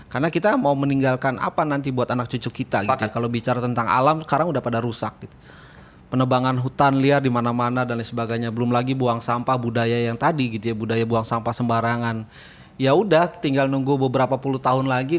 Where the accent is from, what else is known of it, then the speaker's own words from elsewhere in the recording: Depok, West Java, Indonesia; Saya Depok